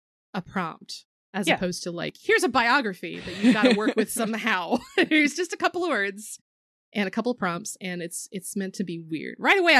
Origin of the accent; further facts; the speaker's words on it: Pacific Northwest, United States; And I grew up in the Pacific Northwest, which was like, the deer were not fucking afraid of you.